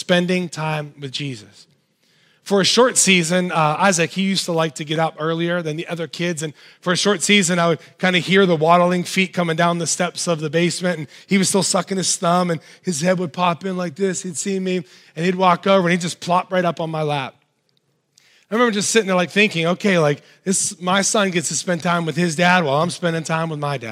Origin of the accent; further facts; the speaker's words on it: United States; as American Christians